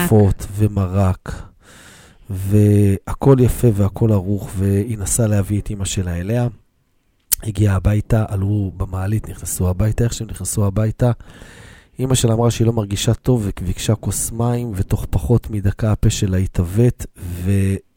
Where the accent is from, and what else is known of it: Jerusalem, Jerusalem District, Israel